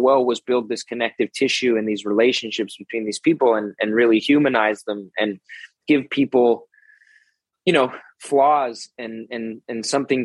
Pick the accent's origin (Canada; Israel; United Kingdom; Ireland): Canada; Toronto, Ontario; moved away as an adult; also born or lived in Los Angeles, United States; It's a fun city. I grew up here